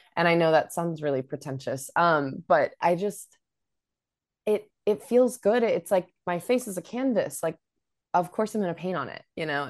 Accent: Sacramento, California, United States; I grew up in Sacramento and there our venue was the Ace of Spades

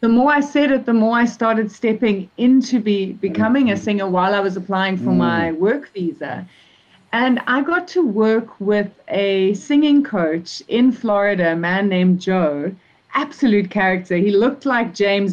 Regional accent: South Africa; also born or lived in Zimbabwe; I was born in Zimbabwe, actually, so a neighboring country. And I've been living in South Africa since I was 5.

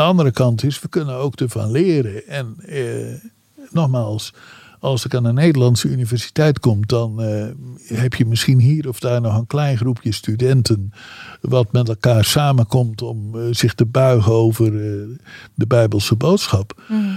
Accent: Netherlands

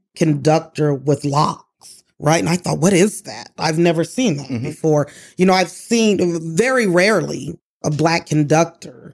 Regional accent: Colorado, United States; moved away as an adult; now in Louisville, United States; I was born and raised in Colorado, went to college in Colorado, grew up in Colorado, and I moved here. I believe I was 21, 22 years old

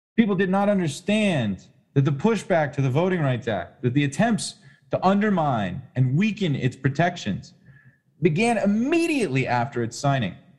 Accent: Atlanta, Georgia, United States; I grew up in Atlanta.

